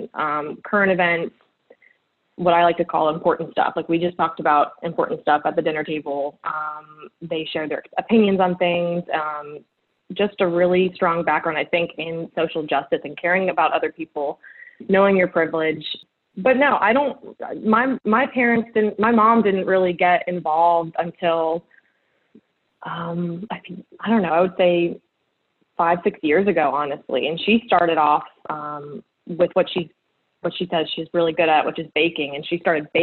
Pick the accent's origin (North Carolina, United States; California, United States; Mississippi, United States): North Carolina, United States; Durham; I was born and raised here